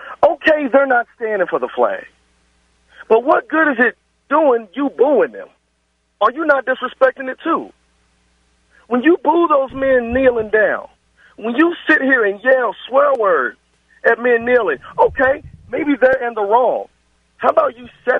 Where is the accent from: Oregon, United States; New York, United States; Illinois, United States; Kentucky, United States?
Kentucky, United States; Louisville; I'm from West End, Louisville